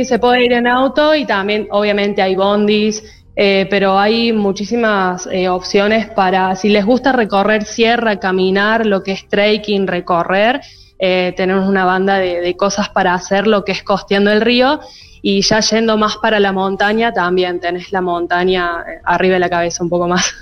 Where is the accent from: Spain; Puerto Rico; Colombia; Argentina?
Argentina; Alpa Corral, Córdoba; now in Río Cuarto, Argentina; actualmente estoy viviendo en Río Cuarto, pero soy oriunda de Alpa Corral